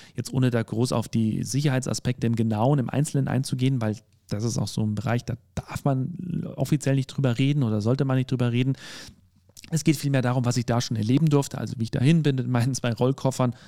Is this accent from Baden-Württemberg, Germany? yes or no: no; Bavaria, Germany; ich bin ja aus Bayern